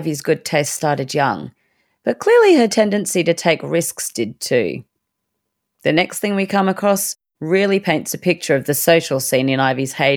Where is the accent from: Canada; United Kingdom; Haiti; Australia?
Australia; Gold Coast, Queensland; I still bear the scars of growing up on the Gold Coast